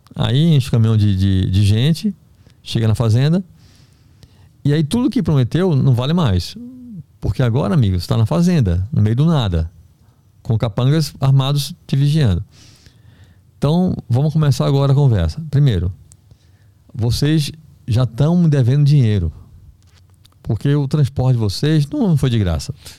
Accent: Recife, Pernambuco, Brazil; moved away as an adult; also born or lived in Belém; eu sou do Recife

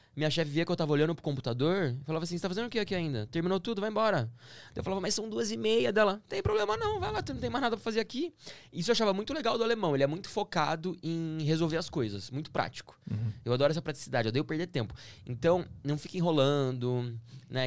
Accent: Campinas, São Paulo, Brazil; also born or lived in Stuttgart, Germany; Eu sou de Campinas

